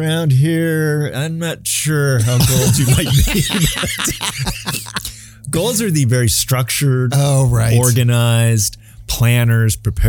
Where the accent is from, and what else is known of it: Phoenix, Arizona, United States; born or raised there